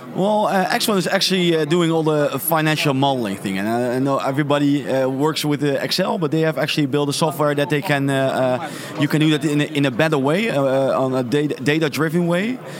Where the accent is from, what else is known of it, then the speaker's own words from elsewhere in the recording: Netherlands; in the Netherlands where I'm from